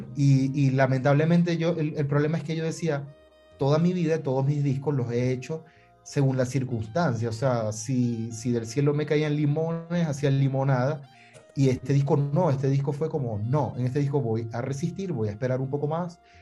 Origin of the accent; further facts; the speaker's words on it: Maracaibo, Zulia, Venezuela; moved away as an adult; also born or lived in Miami; en Maracaibo, que es la ciudad de donde vengo